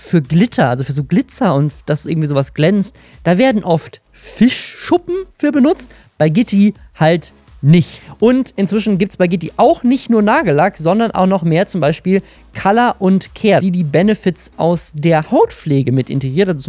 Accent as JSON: {"language": "German", "town": "Oldenburg", "region": "Lower Saxony", "country": "Germany", "tie": "born or raised there", "said": "in meiner Heimatstadt Oldenburg, in der ich auch wohne und arbeite"}